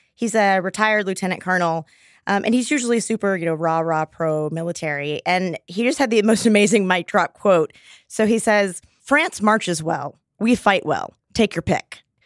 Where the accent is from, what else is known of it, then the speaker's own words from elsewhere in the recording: Texas, United States; I grew up in Texas